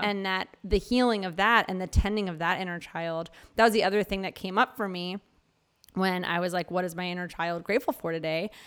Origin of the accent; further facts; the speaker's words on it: Philadelphia, Pennsylvania, United States; moved away; also born or lived in New Mexico; I grew up in Philadelphia and then I'm, I've lived a lot of places, but when I lived in New Mexico